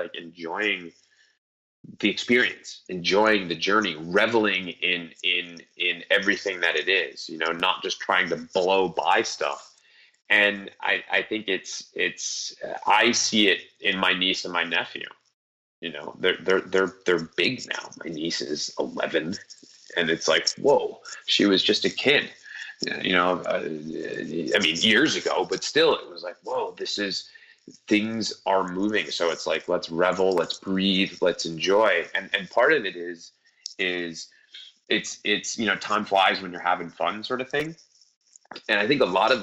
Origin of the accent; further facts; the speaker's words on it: Northeast, United States; I'm from the Northeast. We do everything fast here.